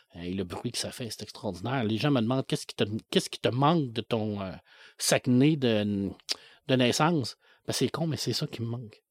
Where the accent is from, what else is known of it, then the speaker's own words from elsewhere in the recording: La Baie, Quebec, Canada; je suis né à Ville de l'Abbé